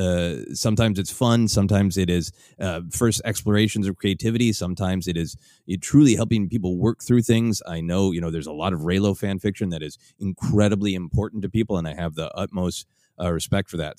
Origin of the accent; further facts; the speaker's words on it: Minneapolis, Minnesota, United States; the convention that I've long, uh, performed at in my hometown of, uh, Minneapolis